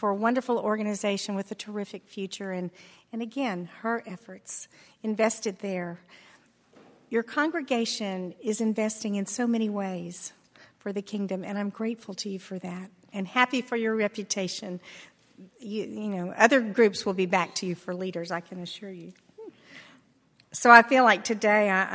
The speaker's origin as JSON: {"language": "English", "region": "Texas", "country": "United States", "tie": "born or raised there", "said": "I grew up in Texas on a ranch where it's hard to get things to grow in Texas soil."}